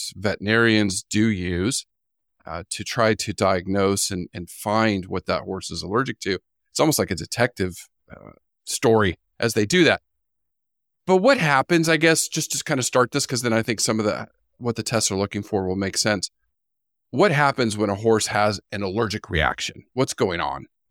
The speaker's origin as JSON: {"language": "English", "region": "California", "country": "United States", "tie": "born or raised there", "moved": "yes", "said": "I grew up in California and the desert"}